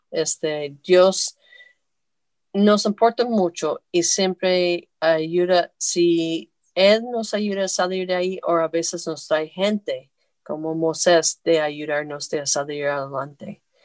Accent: the north of the United States, United States; moved away; also born or lived in Puebla, Mexico; yo soy del norte de los Estados Unidos

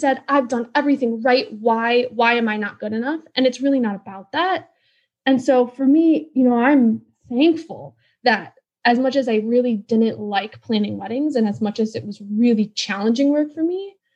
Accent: Wisconsin, United States; now in Washington, D.C., United States; I grew up in Wisconsin

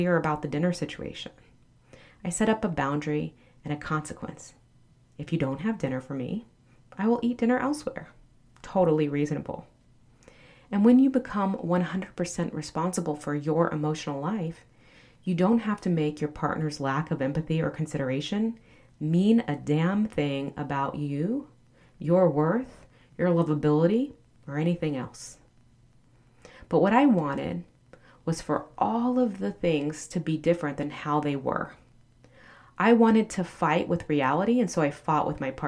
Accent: the South, United States; I'm from the South

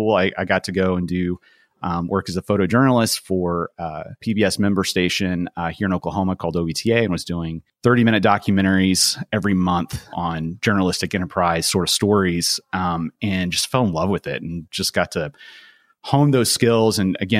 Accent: Portugal; Growing up in Portugal, I had always just thought, man, if I could just grab my friends from America and drop them down into this amazing place that I absolutely loved.

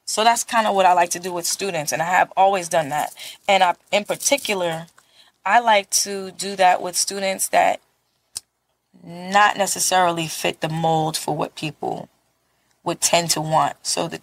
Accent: New York City, New York, United States; I'm from Brooklyn

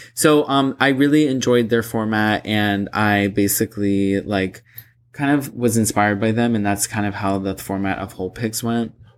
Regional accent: Boca Raton, Florida, United States; moved away; my hometown, like, being back in, like, Boca Raton

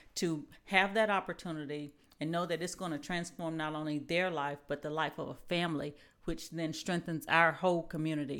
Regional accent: Mississippi, United States; now in Huntsville, United States; I am originally from Mississippi

